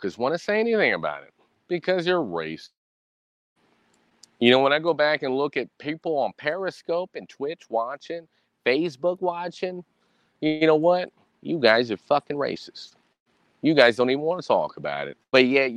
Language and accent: English; United States; I am a Hispanic man in America.